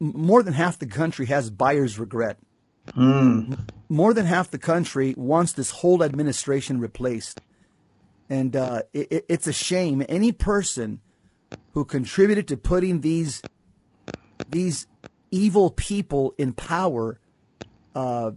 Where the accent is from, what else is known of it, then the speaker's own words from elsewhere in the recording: United States; as an American